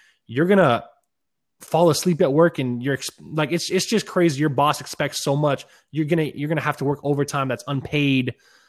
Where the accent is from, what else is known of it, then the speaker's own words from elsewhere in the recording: Israel; born there; Well, I was born in Israel.